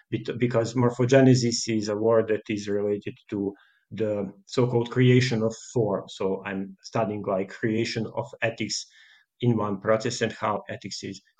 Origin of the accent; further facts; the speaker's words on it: Podgorica, Montenegro; I'm from Montenegro and I, I lived in Podgorica.